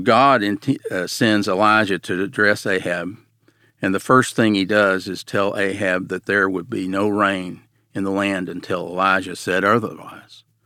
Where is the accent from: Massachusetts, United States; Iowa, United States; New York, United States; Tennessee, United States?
Tennessee, United States; Nashville; I grew up in Nashville